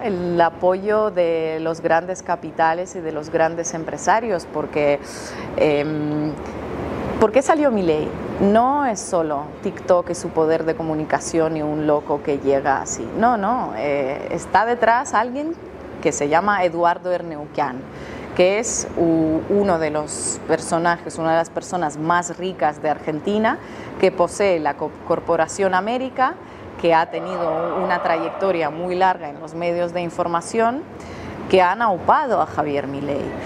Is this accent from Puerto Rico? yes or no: no; Russia; Yo soy rusa